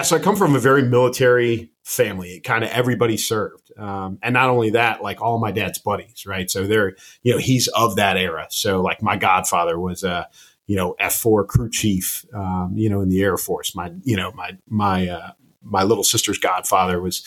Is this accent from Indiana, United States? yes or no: no; outside of Chicago, Illinois, United States; I grew up outside of Chicago, grew up in a very blue-collar family